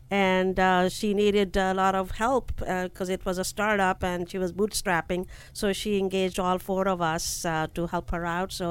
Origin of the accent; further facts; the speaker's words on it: New Delhi, Delhi, India; moved away as an adult; now in United States; New Delhi.